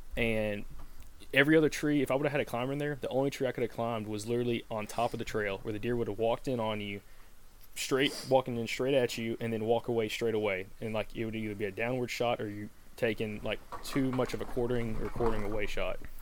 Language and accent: English; the South, United States; growing up in the South